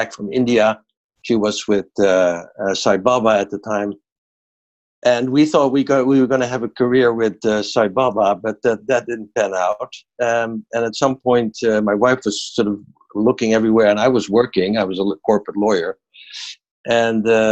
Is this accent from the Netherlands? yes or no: yes; Netherlands; I'm from Holland